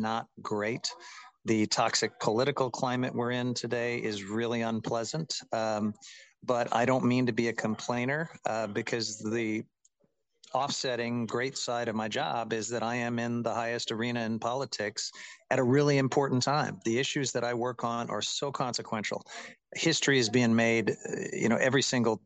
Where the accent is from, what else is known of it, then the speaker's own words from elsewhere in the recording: Independence, Missouri, United States; moved away; I grew up in Independence, Missouri